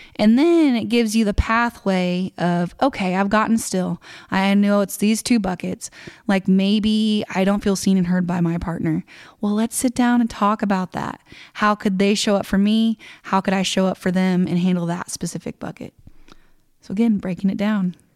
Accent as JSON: {"language": "English", "region": "Kansas", "country": "United States", "said": "I'm nobody from Kansas."}